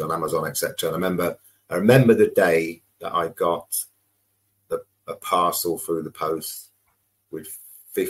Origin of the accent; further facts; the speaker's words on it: Coventry, West Midlands, United Kingdom; moved away as an adult; also born or lived in London / Bristol; Starting 9 years old, growing up in Coventry